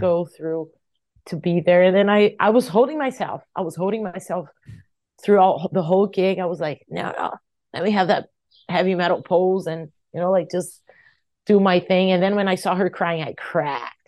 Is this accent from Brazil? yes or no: yes; Brazil; I was from Brazil